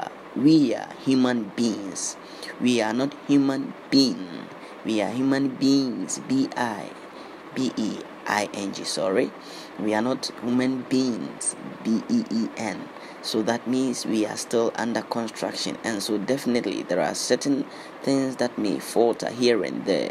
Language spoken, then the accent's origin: English; Ghana; I was born in Ghana.